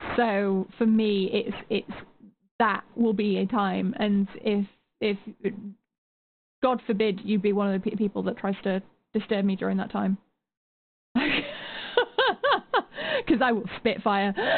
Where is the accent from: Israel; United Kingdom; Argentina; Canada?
United Kingdom; as a Brit